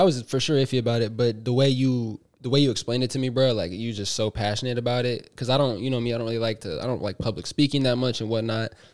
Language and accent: English; Bay Area, California, United States; we're both from the Bay